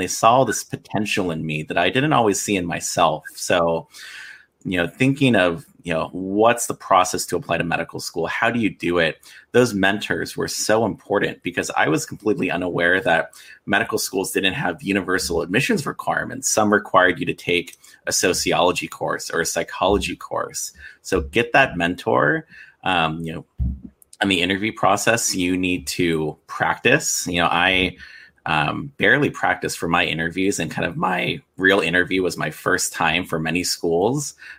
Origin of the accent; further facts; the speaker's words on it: San Diego, California, United States; I was born and raised in San Diego, love the West Coast.